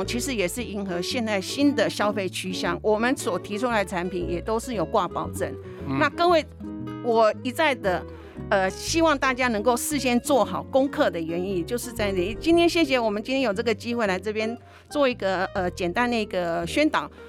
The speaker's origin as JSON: {"language": "Chinese", "country": "Taiwan", "said": "其实各位都知道，我们台湾人出国旅游，每一年大概有将近四百多万的人选择去日本。日本的食衣住行都对于我们台湾长期以来有历史情感的交流"}